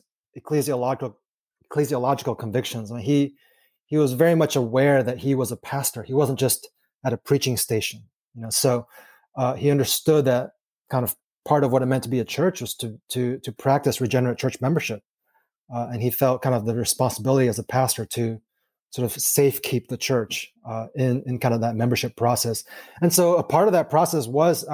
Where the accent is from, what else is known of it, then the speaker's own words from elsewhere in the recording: Texas, United States; now in Kansas City, United States; I grew up in Texas